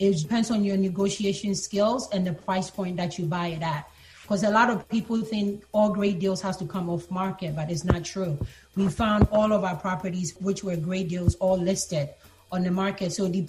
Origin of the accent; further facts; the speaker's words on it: Ghana; born there; like I said, I was born in Ghana.